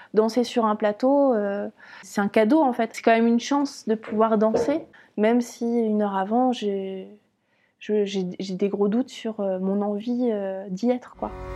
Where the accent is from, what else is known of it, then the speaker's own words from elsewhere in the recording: Caen, Normandy, France; moved away as an adult; also born or lived in Lyon; Je suis née à Caen